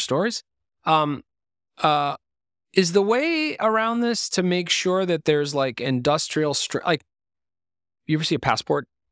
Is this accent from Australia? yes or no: no; Lebanon; moved away; I was born in Lebanon